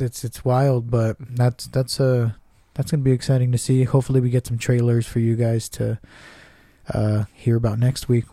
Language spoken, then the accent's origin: English; Southern California, United States; we're from SoCal